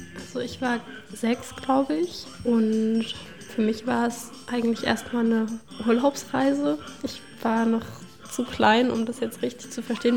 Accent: Leipzig, Saxony, Germany; woher kommst du, aber wenn ich dann sage Leipzig

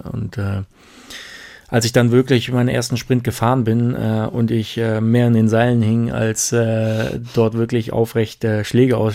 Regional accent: Brandenburg, Germany; Nee, ich war aus Brandenburg.

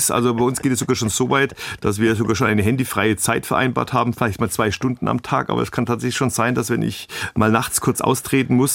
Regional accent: Bavaria, Germany; ich komme hier aus Franken und wir Franken sind ein bisschen den Schwaben ähnlich.

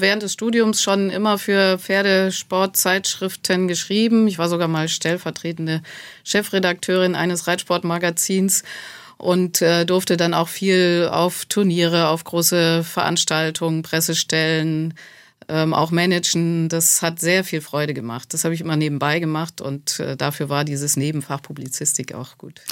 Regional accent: Schleswig-Holstein, Germany; moved away as an adult; also born or lived in Hamburg / Lower Saxony / Westphalia / Baden-Württemberg; now in Marbach, Germany; Ich äh, bin in Schleswig-Holstein groß geworden dann und äh, habe in Niedersachsen studiert, war dann längere Zeit in Westfalen

